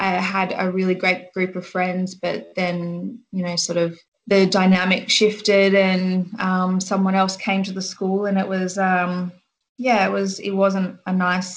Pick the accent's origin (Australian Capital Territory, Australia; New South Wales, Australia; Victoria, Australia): Australian Capital Territory, Australia; Canberra; moved away as an adult; also born or lived in Nambour, Queensland / Sydney; I grew up in Canberra.